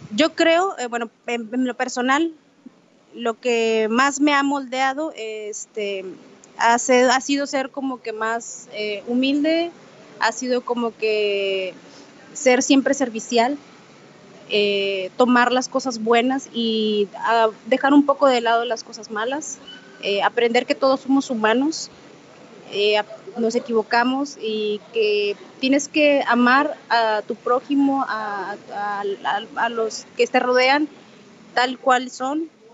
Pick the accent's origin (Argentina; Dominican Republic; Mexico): Mexico; Monterrey, Nuevo León; de Monterrey, Nuevo León